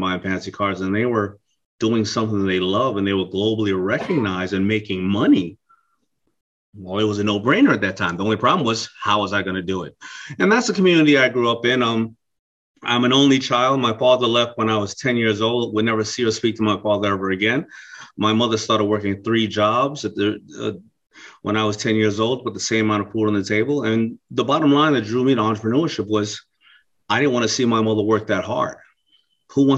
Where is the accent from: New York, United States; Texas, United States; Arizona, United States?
New York, United States; New York City; also born or lived in Brooklyn, New York; I grew up in Hollis, Queens. I was born in Brooklyn and I was raised in Queens, New York